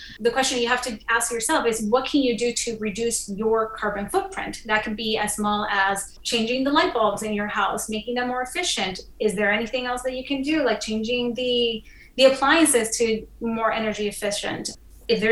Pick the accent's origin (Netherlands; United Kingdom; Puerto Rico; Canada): Puerto Rico; moved away; I'm originally from the Caribbean island of Puerto Rico